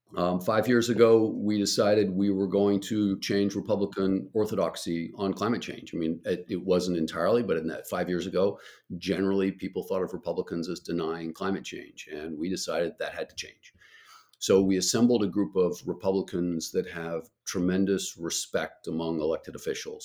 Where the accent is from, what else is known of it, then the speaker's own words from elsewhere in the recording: Albuquerque, New Mexico, United States; I grew up in Albuquerque, New Mexico